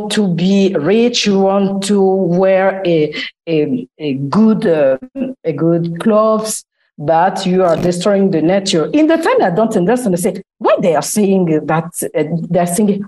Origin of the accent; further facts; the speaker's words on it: Republic of the Congo; moved away as an adult; also born or lived in Italy / France / United Kingdom; now in Milan, Italy; I'm from the Republic of Congo.